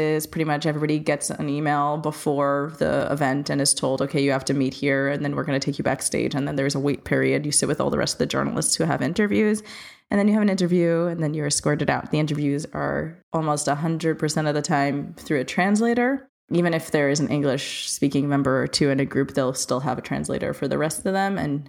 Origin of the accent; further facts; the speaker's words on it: New York, United States; as a New Yorker